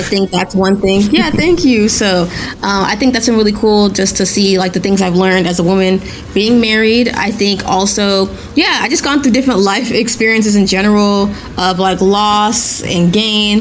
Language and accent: English; Nigeria; I'm Nigerian. I was literally born in Nigeria